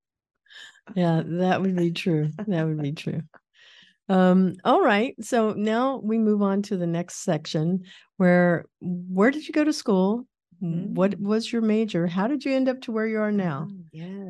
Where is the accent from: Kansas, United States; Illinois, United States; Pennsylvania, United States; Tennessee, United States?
Kansas, United States; moved away; When I was a kid, I grew up in Kansas